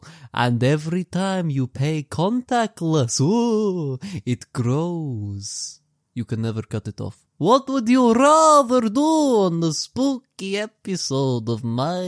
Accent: United Kingdom; So there's this dude back in the UK. If you can't tell, I'm British.

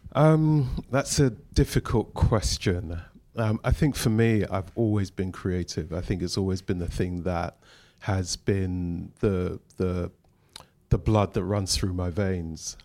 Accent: London, United Kingdom; we we grew up in Shepherd's Bush, which is only down the road

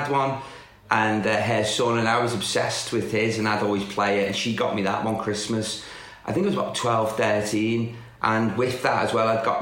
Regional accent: the Wirral, North West England, United Kingdom; I'm from the Wirral, which is just across the water.

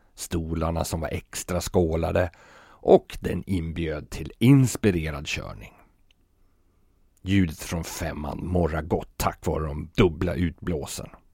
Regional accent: Sweden; moved away as an adult; now in Copenhagen, Denmark; här hemma i Sverige

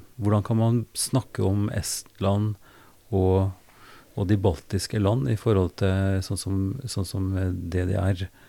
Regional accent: Oppdal, Trøndelag, Norway; Jeg vokste opp i Oppdal

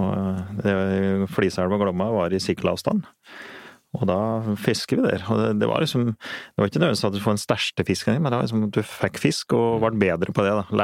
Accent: Eastern Norway, Norway; Slik som jeg vokste opp på Østlandet, så er det ganske enkelt å få fisk òg.

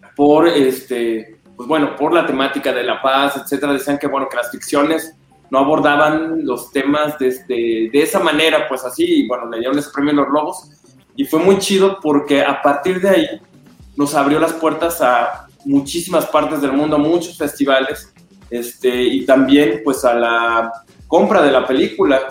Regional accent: Guadalajara, Jalisco, Mexico; Guadalajara, pues es mi tierra

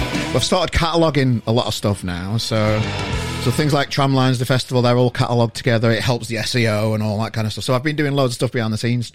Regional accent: Yorkshire and the Humber, United Kingdom; As Yorkshireman

